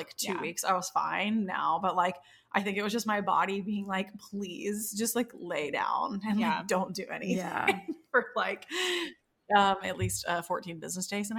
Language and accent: English; the South, United States; growing up in the South